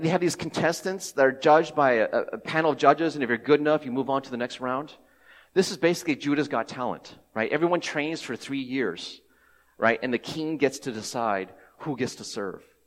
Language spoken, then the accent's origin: English; Cincinnati, Ohio, United States; I grew up in Cincinnati, Ohio, uh, I am ethnic, ethnically Taiwanese